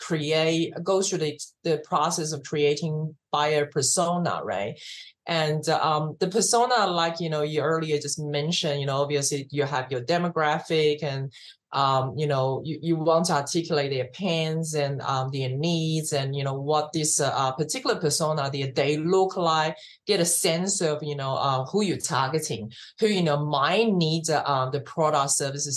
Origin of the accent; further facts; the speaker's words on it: Australia; also born or lived in Taiwan; now in United States; I'm Asian, but I was born in Taiwan, but, I grew up in Australia